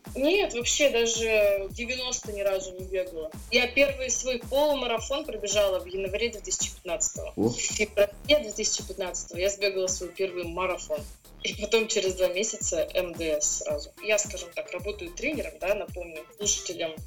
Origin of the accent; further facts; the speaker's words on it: Russia; я первая россиянка